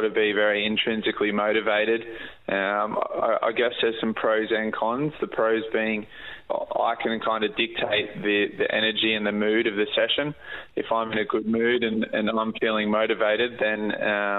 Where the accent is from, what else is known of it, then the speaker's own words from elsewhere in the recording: Port Macquarie, New South Wales, Australia; my hometown of Port Macquarie